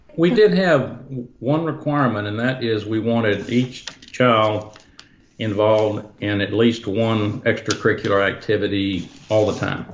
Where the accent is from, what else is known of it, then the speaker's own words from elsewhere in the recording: Dallas, Texas, United States; I grew up in Dallas, but outside in, in the country